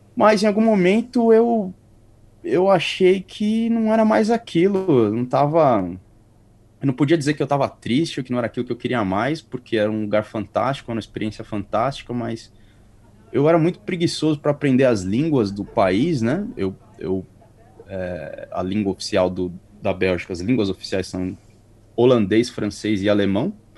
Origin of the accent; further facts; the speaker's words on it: Carapicuíba, São Paulo, Brazil; moved away as an adult; also born or lived in Europe; now in New Zealand; sou de São Paulo, mais ou menos de Carapicuíba ali, perto da capital